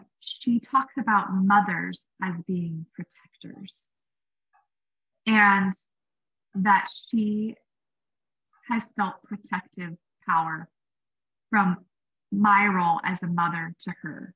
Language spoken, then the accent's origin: English; Washington, United States; I grew up in Washington State